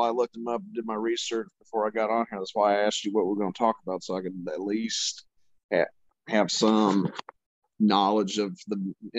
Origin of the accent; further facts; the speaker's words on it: the South, United States; Just because I'm from the South don't mean I adopted all their fucking BS, okay?